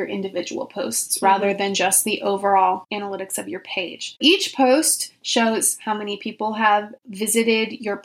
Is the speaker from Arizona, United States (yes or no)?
no; Orange County, California, United States; also born or lived in Germany; now in Los Angeles, United States; I grew up in Orange County